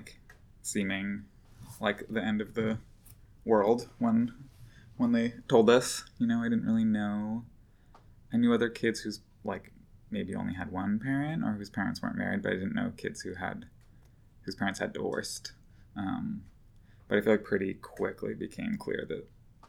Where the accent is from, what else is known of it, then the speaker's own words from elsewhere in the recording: Boston, Massachusetts, United States; moved away as an adult; also born or lived in Allston, Boston / Brookline, Massachusetts / Portland, Oregon; now in Brooklyn, United States; I grew up in Boston, Massachusetts